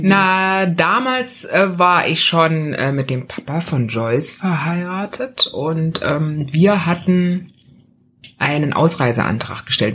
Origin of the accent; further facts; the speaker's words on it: a village near Jena, Thuringia, Germany; moved away as an adult; also born or lived in West Berlin; now in Berlin, Germany; ich bin zwar in Jena geboren, weil man ja logischerweise im Krankenhaus in der Großstadt geboren, also zur Welt kam, aufgewachsen, in, aber in einem kleinen Dorf in Altenberger und äh, in der Nähe von Jena